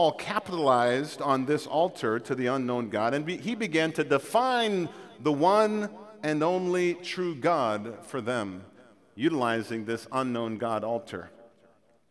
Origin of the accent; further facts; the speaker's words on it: Jamaica; moved away; I'm from Jamaica